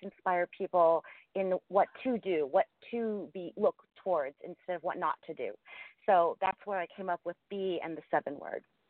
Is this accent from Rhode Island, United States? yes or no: no; Ohio, United States; I grew up in a, um, a very, you know, a small town in Ohio